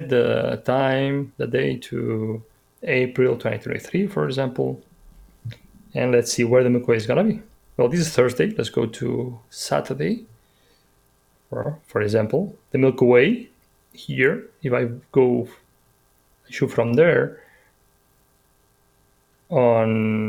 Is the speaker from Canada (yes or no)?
no; Menorca, Balearic Islands, Spain; now in Madrid, Spain; I come from Menorca, this little island.